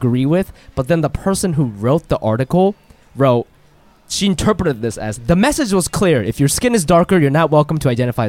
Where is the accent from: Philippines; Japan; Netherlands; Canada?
Japan; moved away; also born or lived in Singapore; we don't use that word in Japan